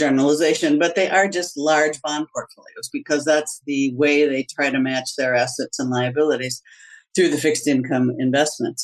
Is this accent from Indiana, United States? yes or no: no; Wauwatosa, Wisconsin, United States; I grew up in the Midwest in a small town called Wauwatosa, Wisconsin